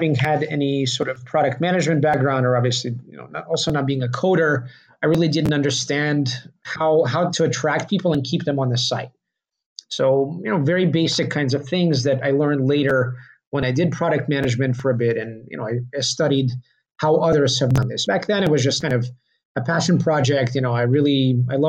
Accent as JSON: {"language": "English", "region": "Kentucky", "country": "United States", "tie": "born or raised there", "second_language": "English", "moved": "yes", "lives_now": "New York, United States", "said": "I grew up in Kentucky"}